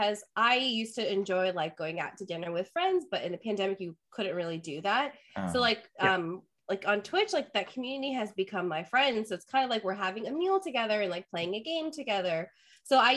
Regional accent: India; So I'm Indian and I grew up eating Indian momos

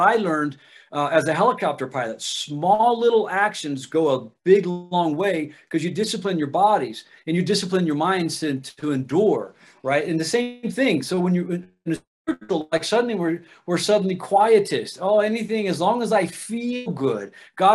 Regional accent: Ohio, United States; I'm from Ohio

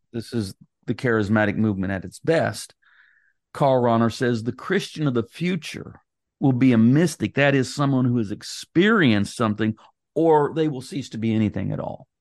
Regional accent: United States; I'm an American

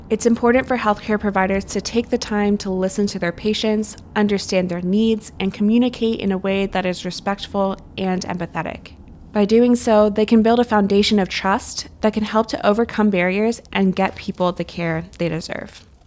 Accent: West Virginia, United States; Being from the Mountain State, I love how rural, rugged, and gorgeous

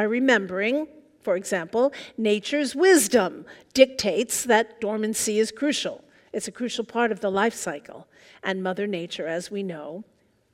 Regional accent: New York, United States; now in Seattle, United States; I'm originally from New York, and I moved out here

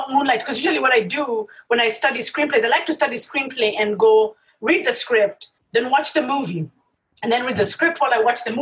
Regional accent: Kenya; I grew up in Kenya.

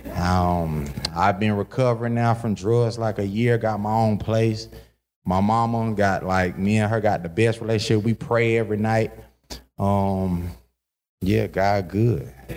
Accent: Kinston, North Carolina, United States; I was born in Kinston, North Carolina

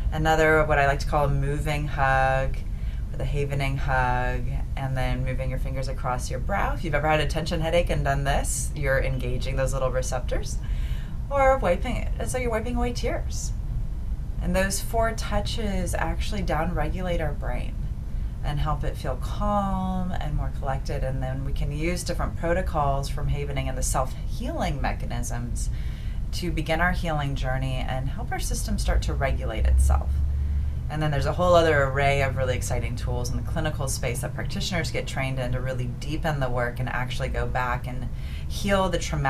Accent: Midwest, United States; now in Los Angeles, United States; I'm from the Midwest. I'm a good old-fashioned Midwestern girl, transplant to Los Angeles, and still here

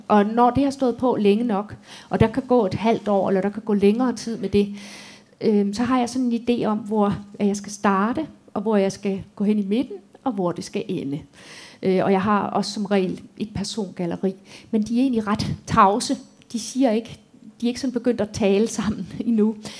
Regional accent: Tyregod, Central Denmark Region, Denmark; moved away; min barndomsby

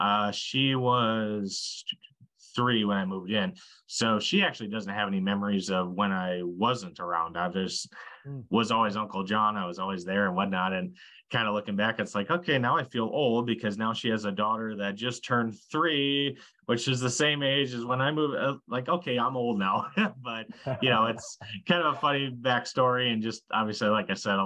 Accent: Slayton, Minnesota, United States; my hometown of Slayton, Minnesota

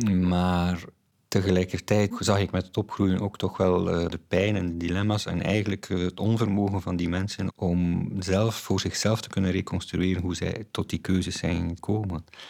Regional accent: Flanders, Belgium

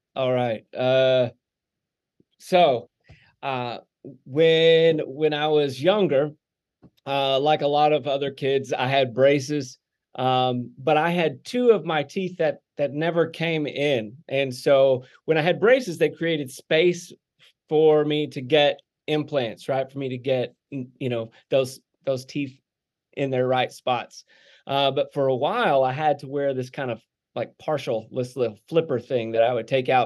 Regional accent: Texarkana, Arkansas, United States; now in Indiana, Pennsylvania, United States; I grew up in Arkansas

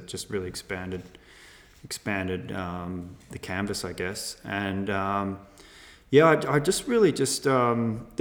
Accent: Melbourne, Victoria, Australia; grew up in Melbourne

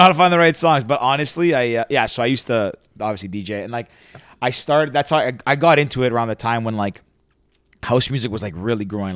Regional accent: Toronto, Ontario, Canada; I was born and raised in Toronto. Like, I'm from the big city

